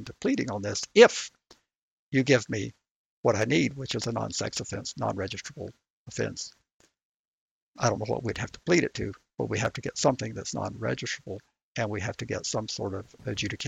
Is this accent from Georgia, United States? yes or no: yes; Georgia, United States; I'm from Georgia